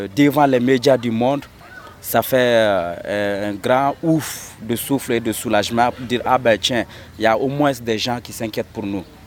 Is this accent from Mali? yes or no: yes; Mali; en tant que Malien, Africain